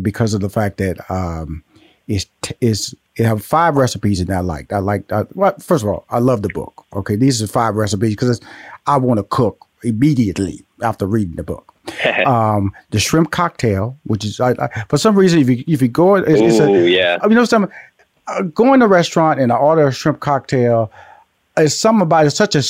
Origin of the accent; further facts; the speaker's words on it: Houston, Texas, United States; also born or lived in Louisiana; I'm from Houston, Texas, by way of Louisiana.